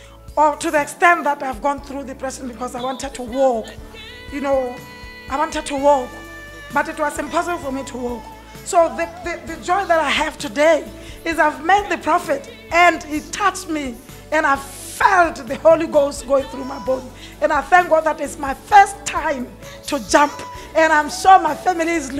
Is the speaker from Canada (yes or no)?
no; Botswana; now in Manchester, United Kingdom; I'm from Manchester. I'm born in Botswana, but I'm a Manchester resident